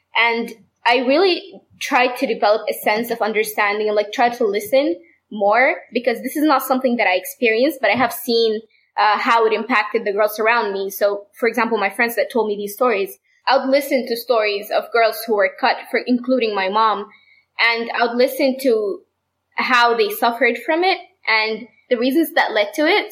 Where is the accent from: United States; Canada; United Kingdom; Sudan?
Sudan; I'm from Sudan